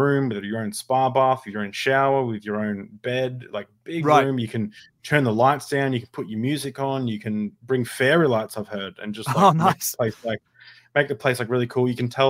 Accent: Australia; I'm from Australia. Like, it never cost me anything to do anything, really.

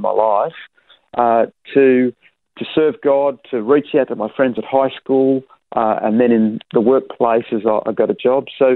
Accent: Perth, Western Australia, Australia; also born or lived in Wewak, Papua New Guinea; growing up in Perth

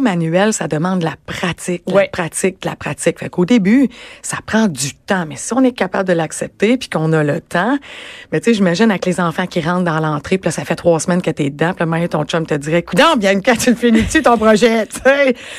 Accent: Rimouski, Quebec, Canada; moved away as an adult; now in Montreal, Canada; Je suis originaire de Rimouski

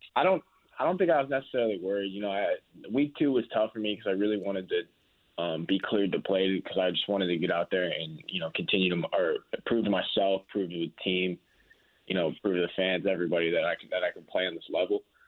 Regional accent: Chicago, Illinois, United States; moved away; I grew up in Chicago

